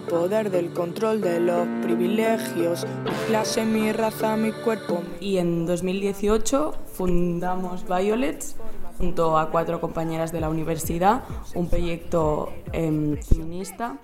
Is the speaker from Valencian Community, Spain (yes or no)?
no; Barcelona, Catalonia, Spain; tengo 20 años y soy de Barcelona